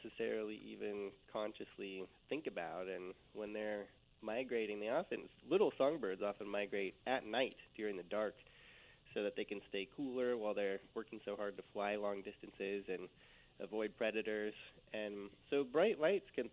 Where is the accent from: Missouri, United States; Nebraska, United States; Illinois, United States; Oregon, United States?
Oregon, United States; Eugene; Just outside of Eugene, Oregon